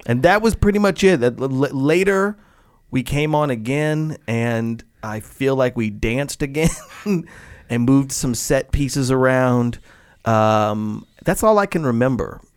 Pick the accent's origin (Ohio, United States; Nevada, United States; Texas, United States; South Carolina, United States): Nevada, United States; Las Vegas; I grew up in Las Vegas